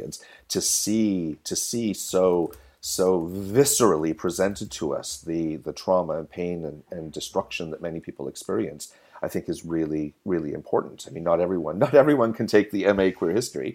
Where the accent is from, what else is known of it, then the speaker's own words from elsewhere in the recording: Canada; as a Canadian in the 90s